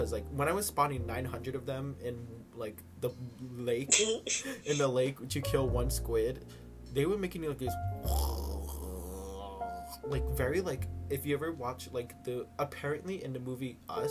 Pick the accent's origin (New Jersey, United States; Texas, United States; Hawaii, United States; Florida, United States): Hawaii, United States; Halawa; I'm from Halava. Like, Halava Correctional Facility.